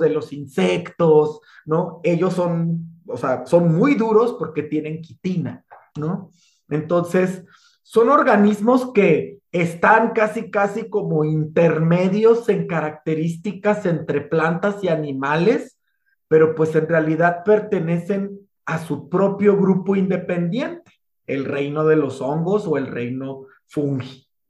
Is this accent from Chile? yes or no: no; Sonora, Mexico; soy de Sonora, ya así hablo